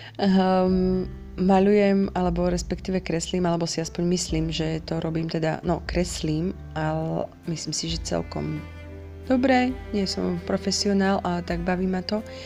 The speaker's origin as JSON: {"language": "Slovak", "country": "Slovakia", "said": "pochádzam zo Slovenska"}